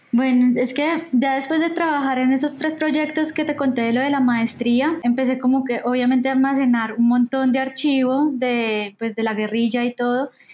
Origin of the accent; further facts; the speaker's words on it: Medellín, Antioquia, Colombia; moved away; yo soy de Medellín